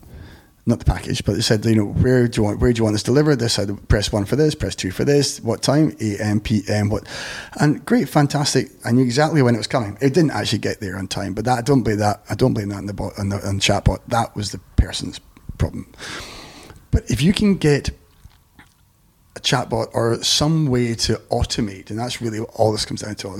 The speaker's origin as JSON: {"language": "English", "region": "Scotland", "country": "United Kingdom", "accent": "Scottish", "said": "It sounds like, you know, what, Scottish"}